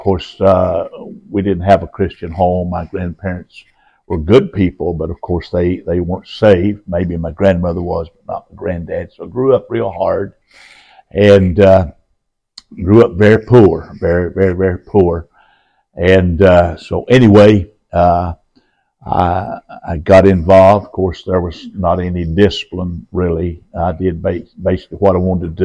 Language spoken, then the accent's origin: English; Roan Mountain, Tennessee, United States; also born or lived in North Carolina; now in Charlotte, United States; I grew up in Tennessee, in Rome Mountain, Tennessee area